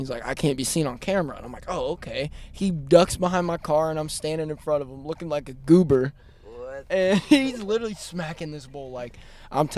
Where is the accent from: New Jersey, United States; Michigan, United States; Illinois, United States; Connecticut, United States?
Illinois, United States; Champaign; I'm like from Champaign area